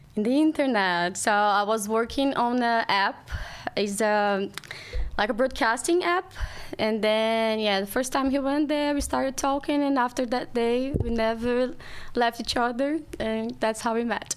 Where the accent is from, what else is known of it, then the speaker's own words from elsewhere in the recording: Rio de Janeiro, Brazil; English is a second language; moved away as an adult; now in London, United Kingdom; So I'm from Brazil. My family's from Brazil. I grew up in Rio and yeah, it's the first time that I'm far from home